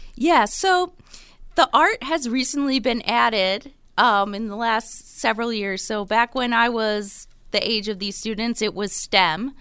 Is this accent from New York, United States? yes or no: yes; Buffalo, New York, United States; also born or lived in Rochester / Chapel Hill; I am originally from Buffalo